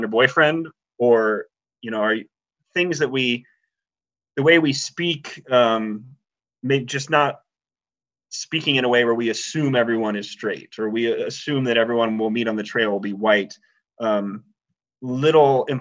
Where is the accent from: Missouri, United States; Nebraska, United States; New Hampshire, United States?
Nebraska, United States; I grew up in Nebraska, which is about one of the flattest states in the country.